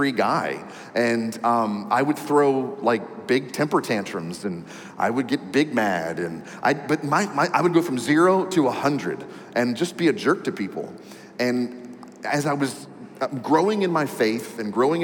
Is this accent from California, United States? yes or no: no; D.C., Maryland, United States; also born or lived in New York; I was born and raised in the Maryland area right outside of Washington, D.C.